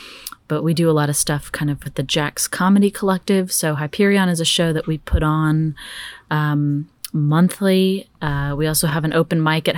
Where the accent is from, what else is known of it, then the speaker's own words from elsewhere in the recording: Dallas, Texas, United States; Yeah. So I'm actually originally from Dallas, Texas. I've moved all over like my whole life.